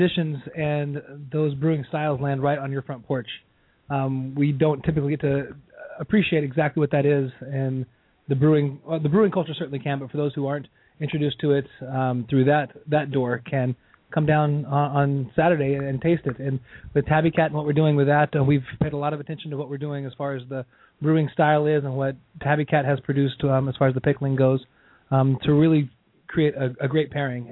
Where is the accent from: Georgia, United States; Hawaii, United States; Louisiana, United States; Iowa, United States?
Hawaii, United States; Honolulu; now in Seattle, United States; I grew up in Honolulu, and we didn't have a hometown sports team at all.